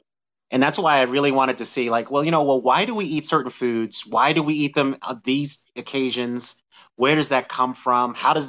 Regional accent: Denver, Colorado, United States; I was born and raised in Denver, Colorado. So, but the way I went with people back is that my parents are from the South. So my mom's from Chattanooga, Tennessee. My dad's from Helena, Arkansas. So those are the food traditions I grew up with.

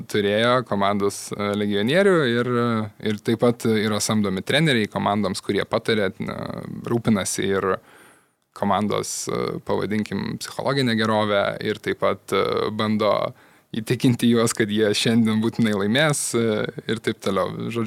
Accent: Kaunas, Kaunas County, Lithuania; aš iš Kauno, tai sargau Žalgerį

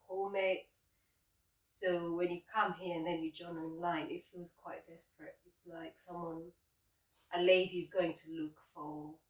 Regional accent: Kenya; now in United Kingdom; Well, actually, because yeah, we're from Africa.

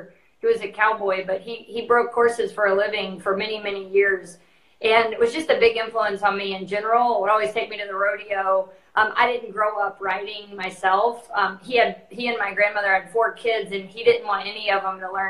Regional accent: San Angelo, Texas, United States; I grew up in San Angelo

